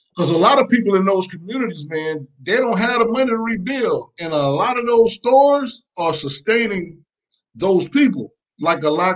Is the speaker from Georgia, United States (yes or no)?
yes; Macon, Georgia, United States; originally from Macon, Georgia